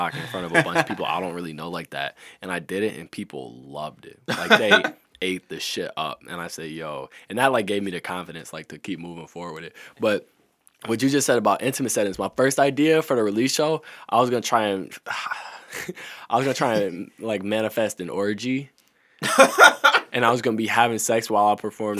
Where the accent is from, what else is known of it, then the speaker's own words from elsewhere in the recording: Detroit, Michigan, United States; I'm a nigga from Detroit. I grew up on the west side of Detroit